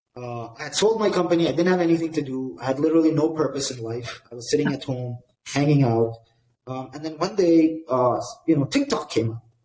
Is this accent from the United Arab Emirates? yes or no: yes; Dubai, United Arab Emirates; I grew up in Dubai